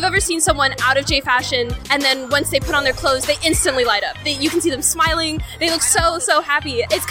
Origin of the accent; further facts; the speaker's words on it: Fullerton, California, United States; I come from Fullerton. It's in Orange County in Southern California.